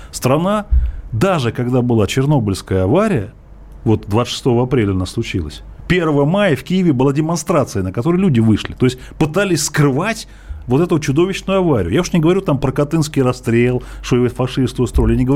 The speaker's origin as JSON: {"language": "Russian", "region": "Moscow Oblast", "country": "Russia", "said": "Мы ездили из Подмосковья на электричках в Москву за колбасой. Это 70-е годы"}